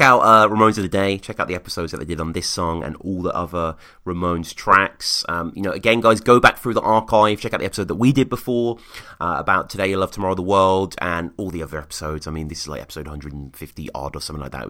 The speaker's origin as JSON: {"language": "English", "country": "United Kingdom", "moved": "yes", "said": "as a Brit"}